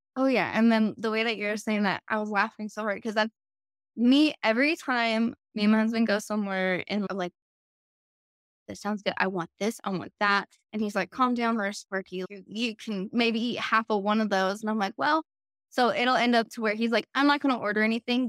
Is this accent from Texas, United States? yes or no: yes; El Paso, Texas, United States; also born or lived in Colorado; now in Austin, United States; I grew up in El Paso